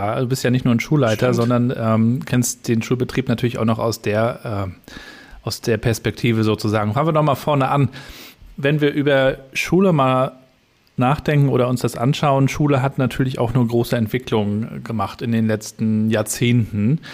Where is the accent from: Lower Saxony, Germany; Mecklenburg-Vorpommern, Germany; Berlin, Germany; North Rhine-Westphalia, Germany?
Mecklenburg-Vorpommern, Germany; Rostock; Wir sind Rostocker